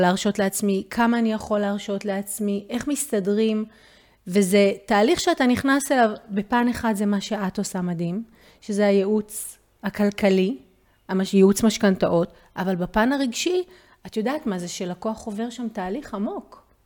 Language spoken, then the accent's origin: Hebrew; Israel; כולנו כישראלים